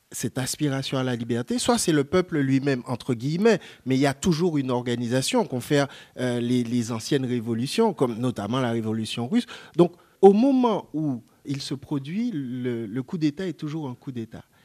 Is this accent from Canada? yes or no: no; France; also born or lived in Martinique; en tant que Français